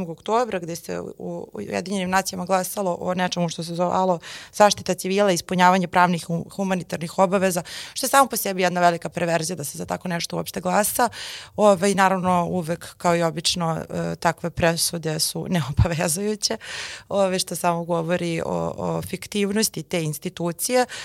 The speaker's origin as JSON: {"language": "Croatian", "country": "Serbia", "said": "barem oni od nas koji su Srbi"}